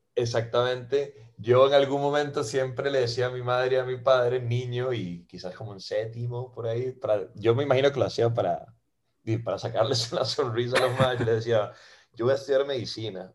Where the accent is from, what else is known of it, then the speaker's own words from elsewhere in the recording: Costa Rica; also born or lived in Venezuela; soy eh, venezolano de nacimiento, ma, tengo 21 años viviendo en Costa Rica, ma, me vine aquí a los 10 con mi madre y con mi hermana, y mm, que ellas son argentinas, y, y nada, ma, hice aquí la escuela, hice aquí el cole